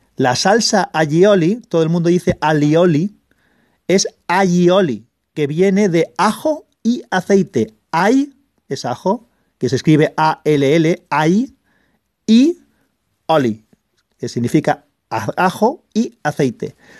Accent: Valencian Community, Spain; yo soy valenciano y hablo valenciano

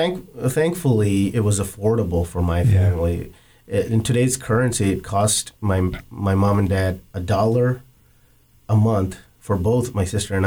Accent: Hassan, Karnataka, India; accent: Indian; first language Kannada; English is a second language; moved away as an adult; also born or lived in Bangalore / Mississippi / Chicago; now in United States; And I was born in a small town called Hassan. That's where my grandfather was from and my grandmother.

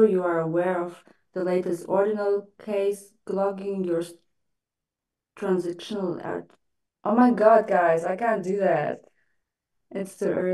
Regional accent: Germany; moved away as an adult; also born or lived in Russia; now in Dubai, United Arab Emirates; I was just born in Russia, and then my parents decided to move to Germany, and yeah, I grew up in Germany, kind of spent my teens there, studied there

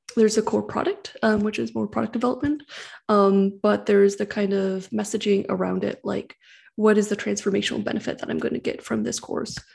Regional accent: San Francisco Bay Area, California, United States; I grew up in the San Francisco Bay Area

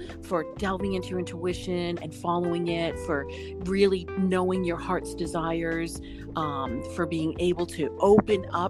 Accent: Boston, Massachusetts, United States; I am from Boston

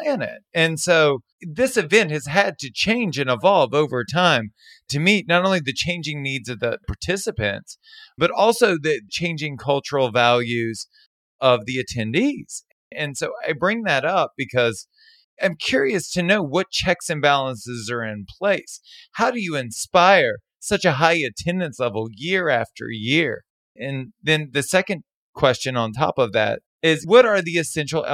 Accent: Baton Rouge, Louisiana, United States; I'm from Baton Rouge

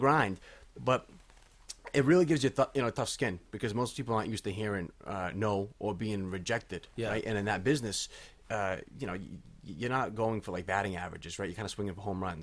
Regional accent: Cape Cod, Massachusetts, United States; I grew up in Cape Cod, so we were really kind of grew up on the Kennedys.

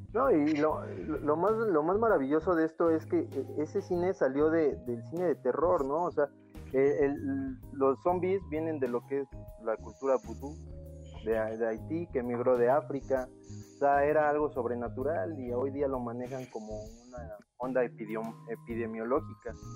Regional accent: Mexico; yo soy mexicano

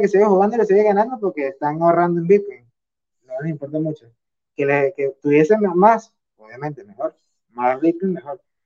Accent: Venezuela; moved away as an adult; also born or lived in United Arab Emirates; yo soy de Venezuela

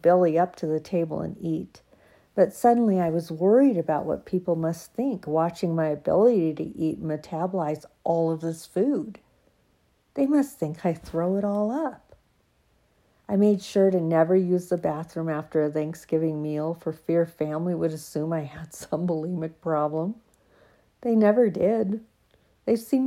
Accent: University of Oregon, United States; This was my hometown, and with family and friends right close and my church off campus just a few blocks away

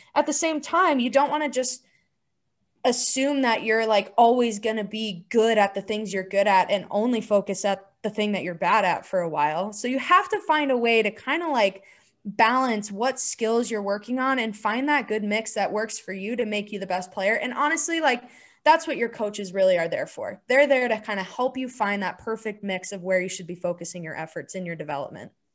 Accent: Chandler, Arizona, United States; I grew up in Arizona

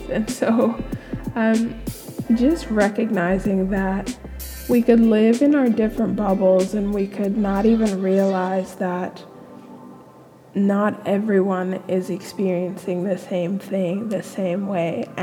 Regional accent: California, United States; being in this country, being back here, like I grew up in California and then moving back

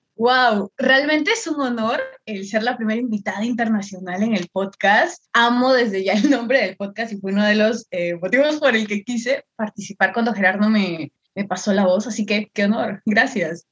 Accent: Chiclayo, Lambayeque, Peru; yo soy de Perú, de Perú específicamente de una ciudad al norte, yo soy de Chiclayo

